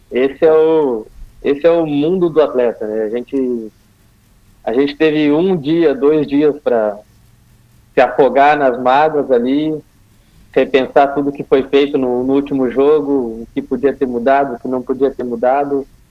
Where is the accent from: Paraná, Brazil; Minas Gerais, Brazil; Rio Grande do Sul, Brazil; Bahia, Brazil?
Rio Grande do Sul, Brazil; eu sou do Rio Grande do Sul